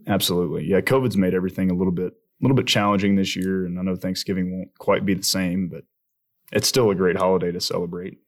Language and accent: English; Alabama, United States; I'm from Alabama